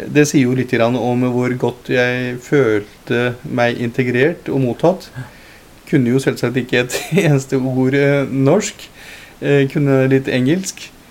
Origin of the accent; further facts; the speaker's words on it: Lier, Buskerud, Norway; also born or lived in Punjab, India; etter hvert som jeg gikk på skolen og, øh, ungdomsskole og sånt, og hadde bodd her lenge